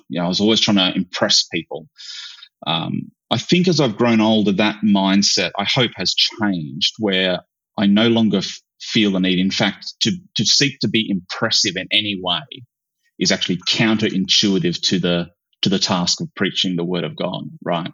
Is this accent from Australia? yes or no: yes; Australia; I grew up in in Australia, but I grew up in far north, like you know, the outback